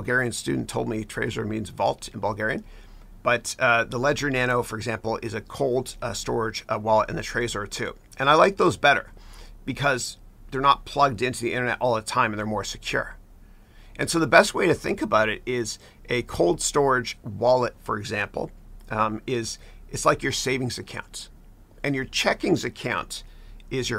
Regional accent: Mississauga, Ontario, Canada; That's where I'm from. I'm a 905er. I grew up in Mississauga

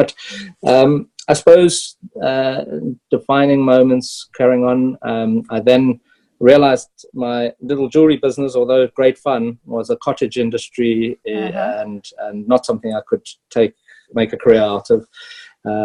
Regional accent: South Africa; moved away as an adult; also born or lived in Zimbabwe; now in Luxembourg; born actually Zimbabwean, but I do tell people I'm South African. Grew up South African, from a mining family, mining middle class family

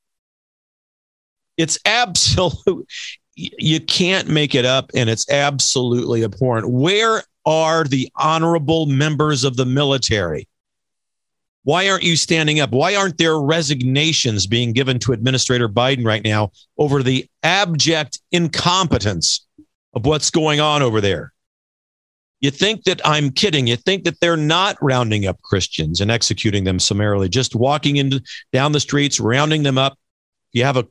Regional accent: Missouri, United States; moved away; my home state of Missouri

